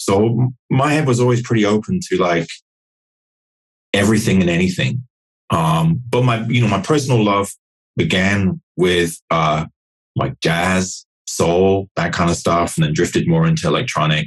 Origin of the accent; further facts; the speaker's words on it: Nottingham, East Midlands, United Kingdom; I grew up in Nottingham in in the middle of England